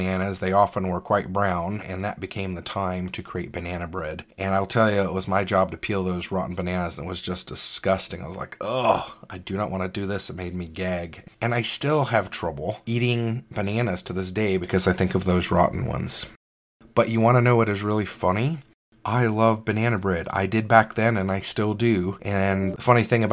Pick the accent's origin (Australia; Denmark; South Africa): South Africa; moved away; also born or lived in California; I grew up in South Africa as a kid